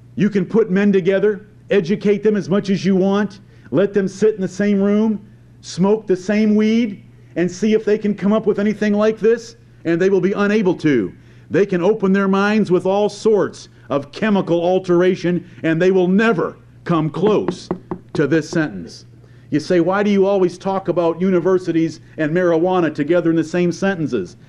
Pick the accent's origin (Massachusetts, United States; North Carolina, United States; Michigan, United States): Michigan, United States; near Ann Arbor; I grew up near Ann Arbor, Michigan